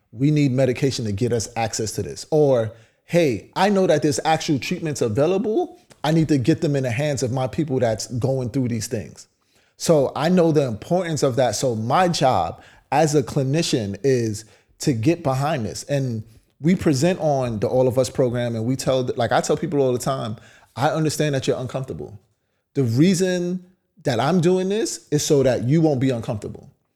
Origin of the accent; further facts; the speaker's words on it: New York City, New York, United States; I grew up in Brownsville.